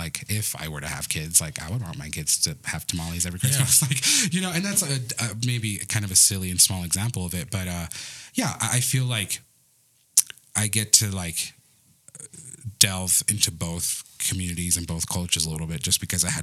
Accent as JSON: {"language": "English", "country": "United States", "tie": "born or raised there", "first_language": "Spanish", "second_language": "English", "said": "I'm American. Like, I was born here. I'm like third generation American. My mom's from Mexico"}